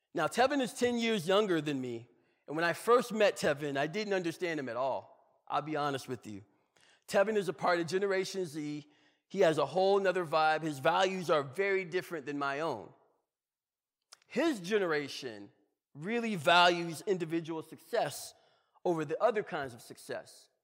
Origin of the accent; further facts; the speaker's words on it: Georgia, United States; I'm from Georgia.